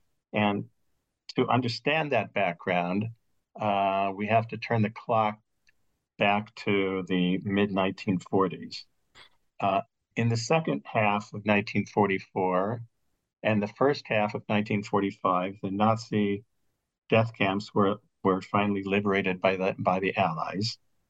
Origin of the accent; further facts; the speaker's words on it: Midwest, United States; also born or lived in Jerusalem; No, I was raised in the Midwest, where the accents are rather bland and boring.